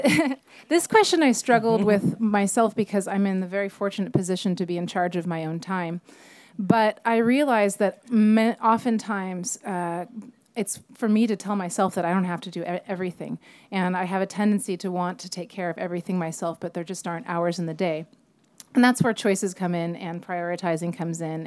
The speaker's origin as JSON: {"language": "English", "town": "Napa", "region": "California", "country": "United States", "tie": "born or raised there", "said": "I'm from Napa. I was born in the Queen of the Valley just behind us and grew up on vineyards"}